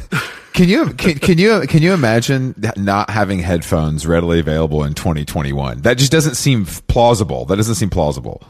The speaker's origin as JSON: {"language": "English", "town": "Atlanta", "region": "Georgia", "country": "United States", "said": "I'm from Atlanta"}